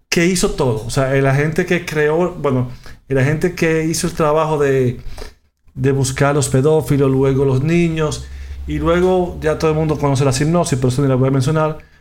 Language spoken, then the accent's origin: Spanish; Dominican Republic; En mi país, República Dominicana